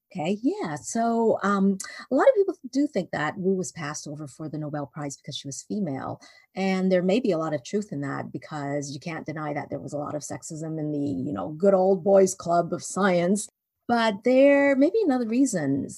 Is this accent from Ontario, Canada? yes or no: no; Vancouver, British Columbia, Canada; moved away as an adult; also born or lived in Hong Kong; now in Indiana, United States; I was born in Hong Kong and then I was raised in Vancouver. And then I got married and moved to the United States. Um, and now I live in Indiana